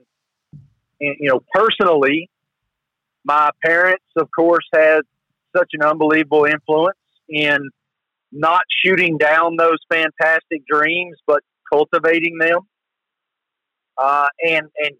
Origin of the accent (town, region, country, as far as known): the South, United States; accent: Southern